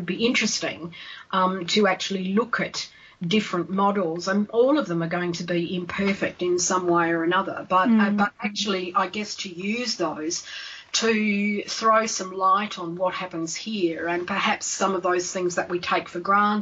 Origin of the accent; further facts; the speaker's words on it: Australia; now in United Kingdom; I'm Australian